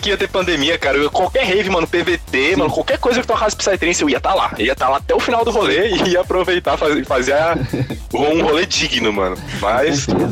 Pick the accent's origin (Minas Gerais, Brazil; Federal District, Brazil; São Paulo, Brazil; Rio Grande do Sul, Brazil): Federal District, Brazil; Brasília; tanto eu quanto o …, a gente é daqui de Brasília